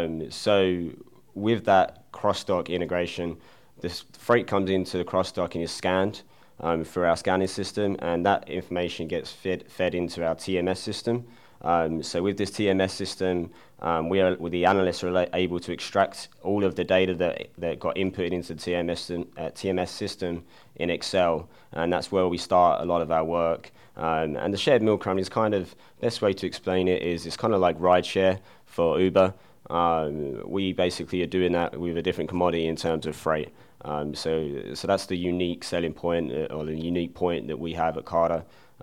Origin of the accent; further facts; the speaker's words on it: England, United Kingdom; moved away as an adult; now in United States; So originally I'm from England, and I moved over to America in 2010 and attended Butler University